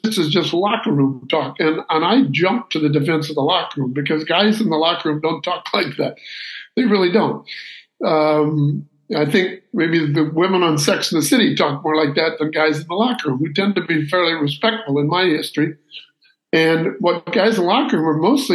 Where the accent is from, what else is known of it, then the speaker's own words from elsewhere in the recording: Santa Barbara, California, United States; I'm from Santa Barbara, California